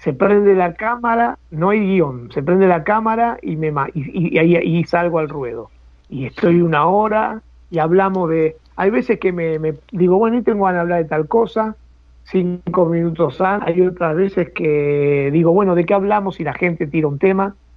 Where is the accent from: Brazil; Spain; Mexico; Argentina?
Argentina; Buenos Aires; soy del barrio de Boedo